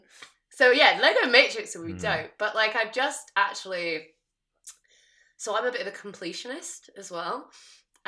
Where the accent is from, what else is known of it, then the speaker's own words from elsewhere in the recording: United Kingdom; I'm British.